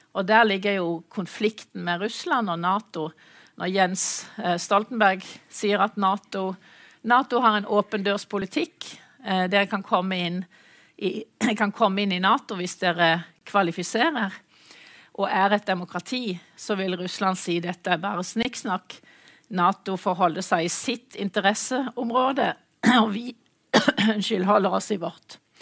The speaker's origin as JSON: {"language": "Norwegian", "town": "Mandal", "region": "Agder", "country": "Norway", "tie": "born or raised there", "moved": "yes", "said": "jeg er mandalitt, så jeg er vant til kysten"}